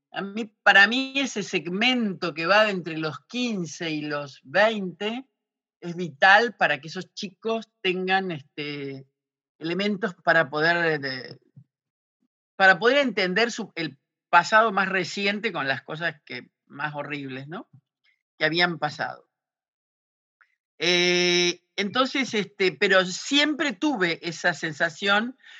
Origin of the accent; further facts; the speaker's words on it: Santa Fe, Argentina; moved away as an adult; also born or lived in Chaco / Misiones / Buenos Aires; yo soy santafesina